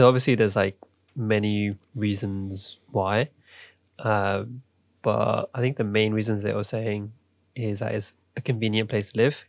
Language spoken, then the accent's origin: English; London, United Kingdom; I'm from London, grew up here, spent most of my life